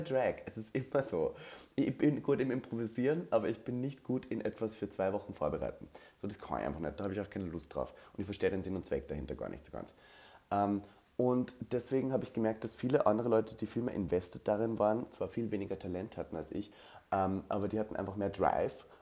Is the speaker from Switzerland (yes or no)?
no; Linz, Upper Austria, Austria; moved away as an adult; now in Berlin, Germany; Ich sitze gerade im Badezimmer meiner Heimat in Österreich, Linz-Oberösterreich